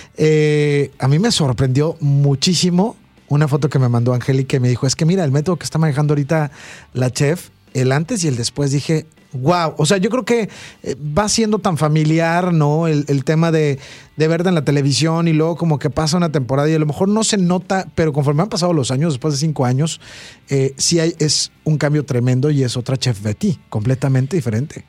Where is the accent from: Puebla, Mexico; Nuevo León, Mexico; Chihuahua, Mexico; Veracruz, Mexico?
Veracruz, Mexico; Yo soy de Veracruz